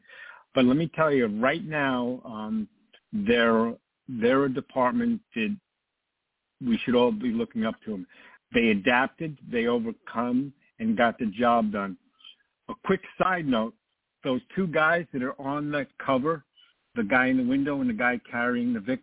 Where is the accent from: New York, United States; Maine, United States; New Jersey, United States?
New York, United States; New York, which is my hometown